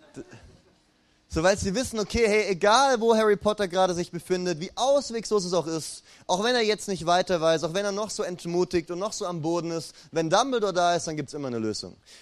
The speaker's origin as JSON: {"language": "German", "town": "Ulm", "region": "Baden-Württemberg", "country": "Germany", "tie": "born or raised there", "moved": "yes", "said": "bei mir in meiner alten Heimatstadt Ulm gibt's die Dreifaltigkeitskirche"}